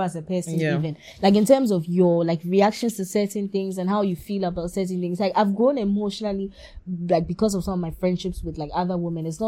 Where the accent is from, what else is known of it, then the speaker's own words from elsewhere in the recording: Ghana; as a girl growing up in Ghana, here